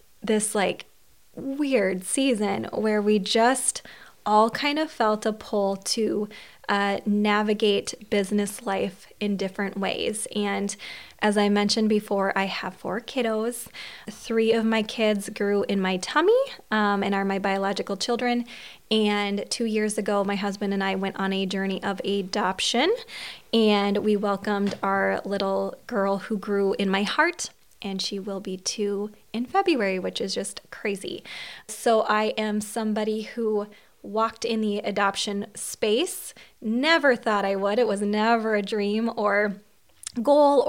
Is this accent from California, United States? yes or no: no; Long Prairie, Minnesota, United States; accent: Minnesota; I am from Long Prairie, Minnesota